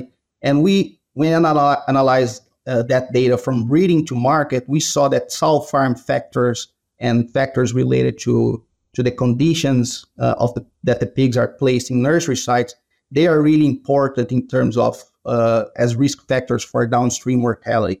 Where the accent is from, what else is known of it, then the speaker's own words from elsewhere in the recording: Brazil; moved away as an adult; now in Iowa, United States; I'm originally from Brazil. That's where I did my vet school.